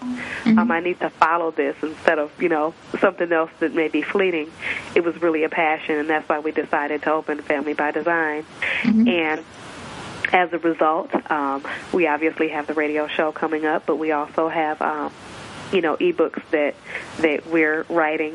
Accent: Michigan, United States; I am born and raised in Michigan.

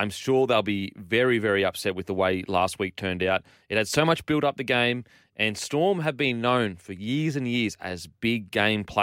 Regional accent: Western Australia, Australia; now in Sydney, Australia; I'm from Western Australia, and when I moved to Sydney, New South Wales

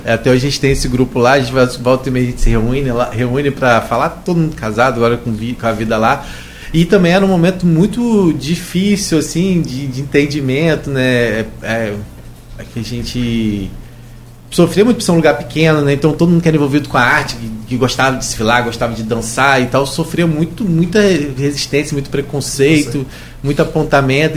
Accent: São João da Barra, Rio de Janeiro, Brazil; eu sou de Gruçaí

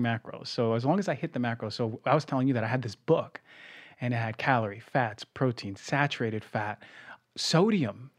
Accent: New Jersey, United States; I come from New Jersey

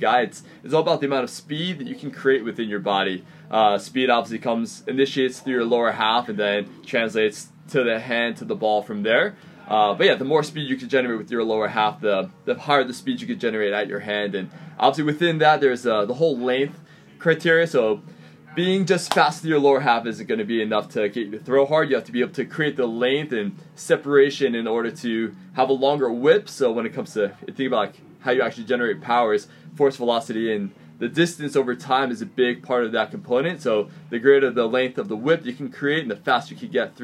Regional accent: New Jersey, United States; moved away as an adult; now in San Diego, United States; Growing up in New Jersey

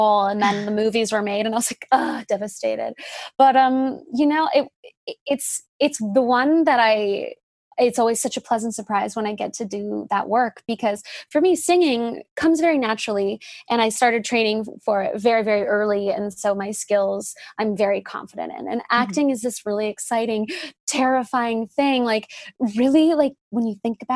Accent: Whistler, British Columbia, Canada; moved away; the people that I know from growing up in Whistler

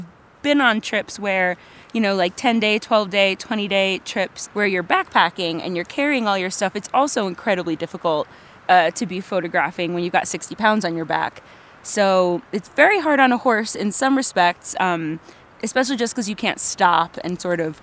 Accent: New York City, New York, United States; growing up in New York City

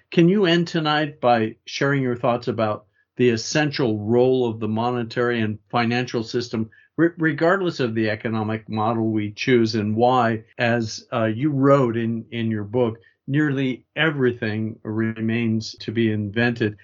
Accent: United States; I say that as an American

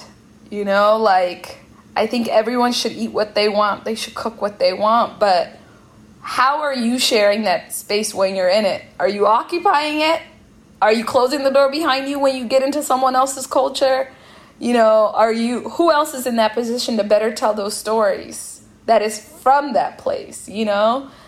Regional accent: Seattle, Washington, United States; And by home, I mean like growing up in Seattle and eating a lot with Ethiopians and Eritreans.

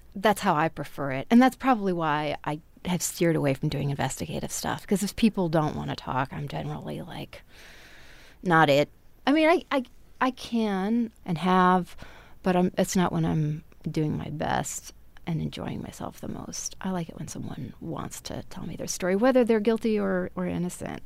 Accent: Wisconsin, United States; now in Texas, United States; I grew up in Wisconsin

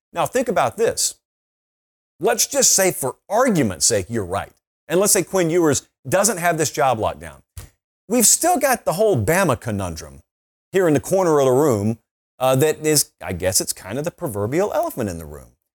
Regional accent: Columbus, Georgia, United States; I grew up in Columbus. You can practically hear the echo of the stadium where I grew up.

